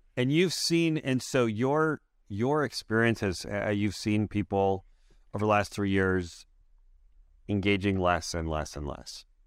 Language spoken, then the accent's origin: English; Canada; I'm a Canadian.